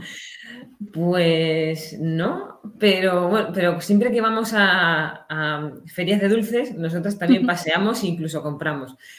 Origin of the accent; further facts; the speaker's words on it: Ciudad Real, Castilla-La Mancha, Spain; moved away as an adult; now in Sahagún, Spain; que yo soy de Ciudad Real